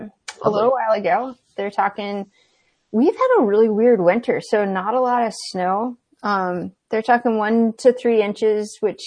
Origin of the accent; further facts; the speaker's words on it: Atlanta, Georgia, United States; now in Newport, United States; I grew up in Atlanta